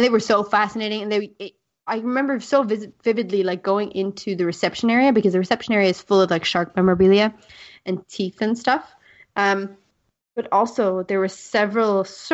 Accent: South Africa; I grew up in South Africa

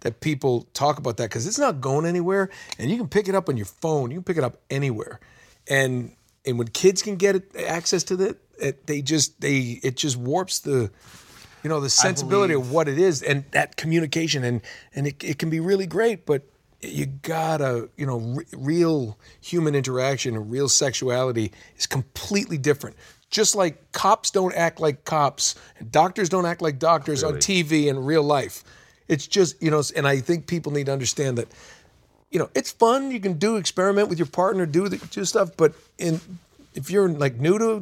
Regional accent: New England, United States; I grew up in New England

